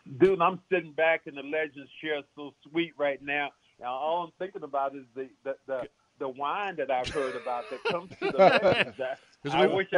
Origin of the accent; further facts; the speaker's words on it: Kinston, North Carolina, United States; also born or lived in Hawaii; I grew up my early years, you know, from 1 to 5, I was living in Kinston, North Carolina, in a totally segregated situation.